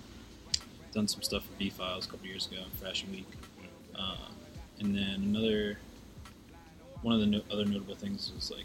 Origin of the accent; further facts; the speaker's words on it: Bear, Delaware, United States; also born or lived in Wilmington, Delaware; I'm right outside. I'm from Delaware. It's like 45 minutes out.